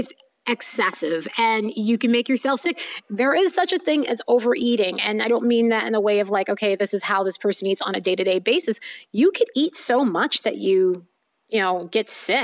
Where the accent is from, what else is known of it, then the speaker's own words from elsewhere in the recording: New York, United States; I'm from New York and we say a word like yenta